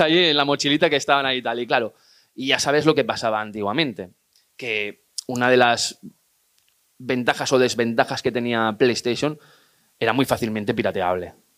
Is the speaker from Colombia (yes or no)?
no; Igualada, Catalonia, Spain; yo que soy de Igualada